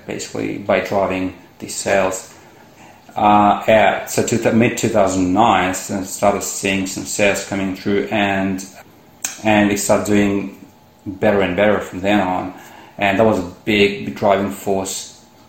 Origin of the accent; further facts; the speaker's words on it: India; moved away as an adult; also born or lived in United States / Singapore; now in Australia; originally I come from India. So I, I came, here, came to Australia to study